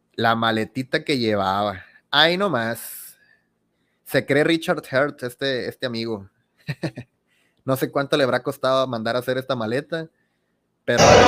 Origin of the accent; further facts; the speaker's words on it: Sinaloa, Mexico; yo soy de Sinaloa